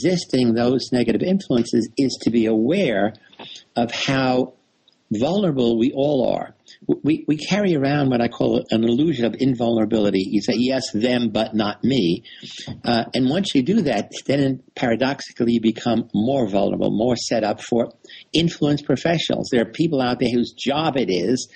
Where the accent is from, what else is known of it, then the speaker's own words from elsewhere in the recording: New York City, New York, United States; I grew up in the South Bronx in New York City